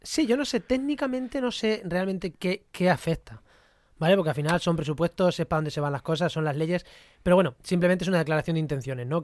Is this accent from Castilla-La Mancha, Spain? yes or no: yes; Munera, Castilla-La Mancha, Spain; moved away; also born or lived in Granada; Albacete, a mi pueblo, en Munera, en Albacete